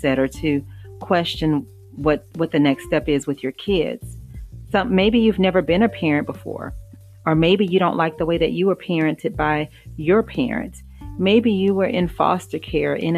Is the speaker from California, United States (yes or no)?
no; Louisiana, United States; I grew up in Louisiana